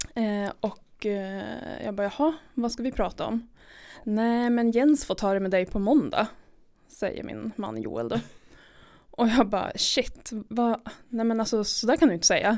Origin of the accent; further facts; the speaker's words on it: Jukkasjärvi, Norrbotten County, Sweden; jag är uppvuxen i Jukkasjärvi.